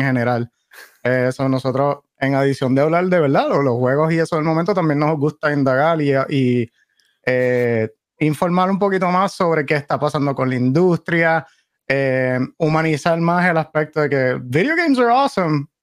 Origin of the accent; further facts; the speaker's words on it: Caguas, Puerto Rico; now in North Carolina, United States; Yo soy puertorriqueño, sí, nacido y criado, nací esto, esto soy de Caguas eh, originalmente. Ah, vivo, vivo por acá en North Carolina.